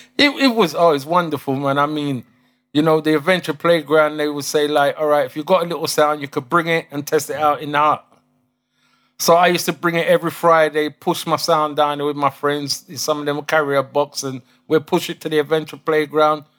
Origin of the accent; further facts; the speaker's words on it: London, United Kingdom; also born or lived in Chelsea, London / Saint Elizabeth, Jamaica (family lineage); I was born in Chelsea, Kings Road. Um, grew up in S W eleven Battersea